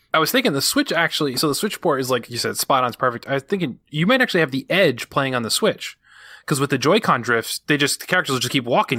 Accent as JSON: {"language": "English", "region": "New England", "country": "United States", "said": "I'm from New England."}